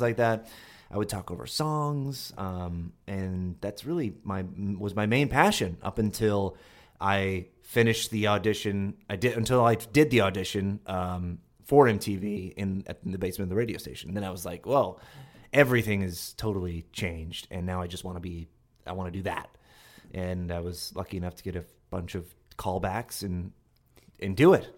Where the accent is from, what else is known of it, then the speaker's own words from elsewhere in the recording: Longmeadow, Massachusetts, United States; From, um, Long Meadow, Massachusetts, which is near Springfield, Massachusetts